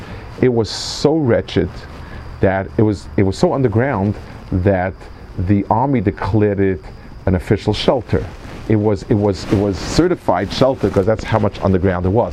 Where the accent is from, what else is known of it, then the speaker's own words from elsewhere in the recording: New York City, New York, United States; I grew up in New York, Manhattan